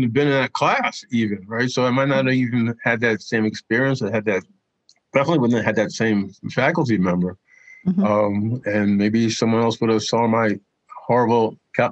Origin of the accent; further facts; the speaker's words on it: New York City, New York, United States; I grew up in Brooklyn